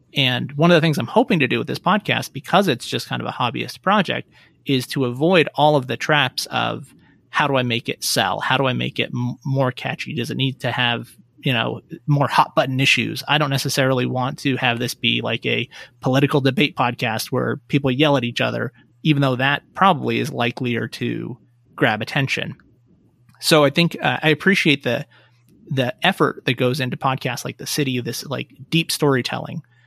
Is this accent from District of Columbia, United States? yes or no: no; Reno, Nevada, United States; also born or lived in Las Vegas / Portland / San Francisco Bay Area; I grew up, born and raised in Reno, uh, but I moved away when I went to college